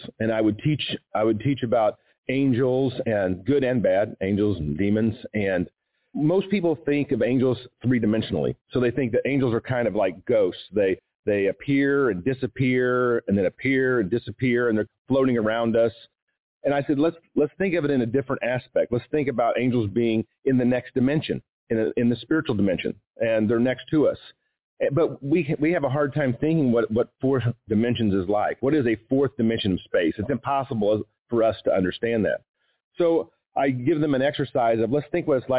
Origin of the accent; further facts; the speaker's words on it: Kansas City, United States; I grew up in the Kansas City area